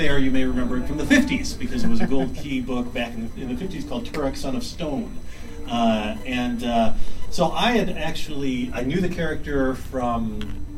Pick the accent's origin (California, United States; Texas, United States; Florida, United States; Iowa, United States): Texas, United States; I grew up in Texas